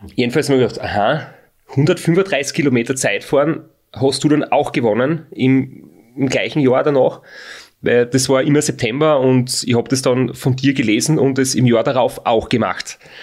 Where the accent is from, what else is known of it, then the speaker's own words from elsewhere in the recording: Austria; bei uns in Österreich ist ein Frotz, wie wir sagen, äh, ein schlecht erzogenes Kind